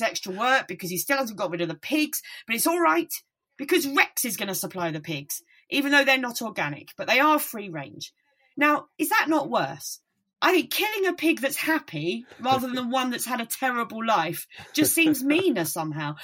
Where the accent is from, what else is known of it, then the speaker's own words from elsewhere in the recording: Kent, South East England, United Kingdom; accent: Kentish; I'm from, you know, my accent is very Kentish